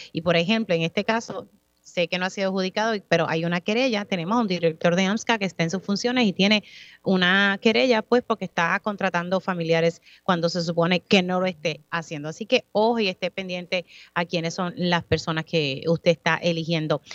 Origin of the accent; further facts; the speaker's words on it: Utuado, Puerto Rico; mi pueblo de Utuado